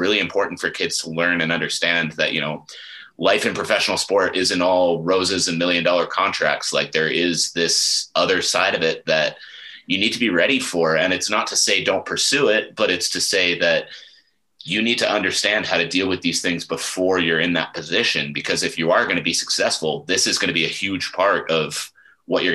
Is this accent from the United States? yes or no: no; Ottawa, Ontario, Canada; I grew up in Ottawa